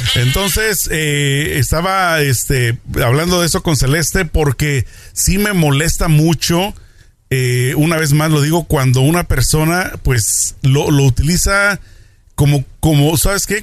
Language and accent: Spanish; Tijuana, Baja California, Mexico; moved away; nosotros somos tijuaneros, vamos muy seguido para allá